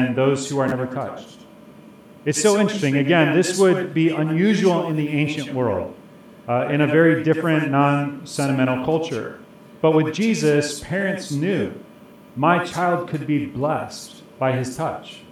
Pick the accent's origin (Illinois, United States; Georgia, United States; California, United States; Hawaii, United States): Illinois, United States; Chicago; I grew up in Chicago, and I grew up in a neighborhood with a lot of Swedish families